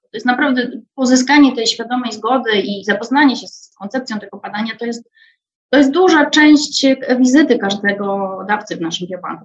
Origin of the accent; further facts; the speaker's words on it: Wrocław, Lower Silesian Voivodeship, Poland; a jestem sama wrocławianką.